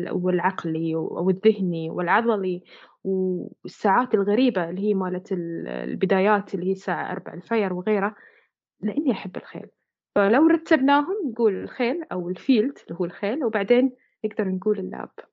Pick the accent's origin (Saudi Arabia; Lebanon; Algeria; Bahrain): Bahrain; احنا عندنا هنا في البحرين